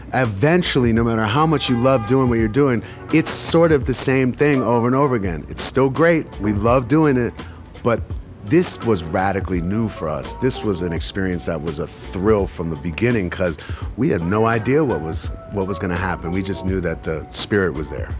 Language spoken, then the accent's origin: English; United States